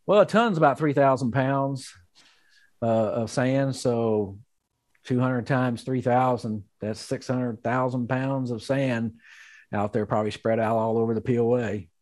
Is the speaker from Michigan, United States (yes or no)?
no; Magnolia, Arkansas, United States; my hometown, Magnolia, Arkansas